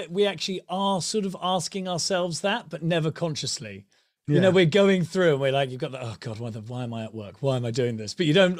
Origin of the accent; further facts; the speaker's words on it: Ipswich, East of England, United Kingdom; born there; I was born in Ipswich.